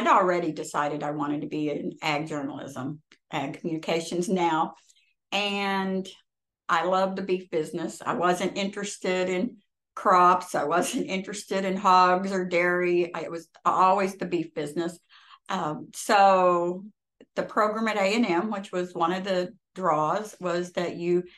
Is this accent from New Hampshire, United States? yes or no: no; the Ozarks, Missouri, United States; now in Fort Worth, United States; I grew up in Missouri in the Ozarks on a cow-calf operation